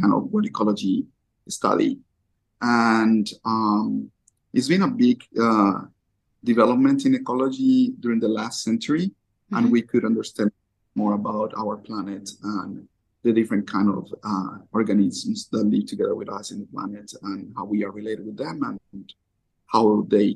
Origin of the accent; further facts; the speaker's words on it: Colombia; also born or lived in Japan; I'm from Colombia.